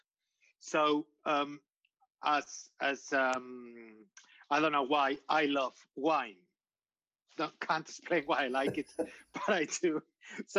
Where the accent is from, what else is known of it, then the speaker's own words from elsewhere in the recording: Getxo, Basque Country, Spain; English is a second language; I was born in a small town, and probably for the listeners will be like a suburb north of Bilbao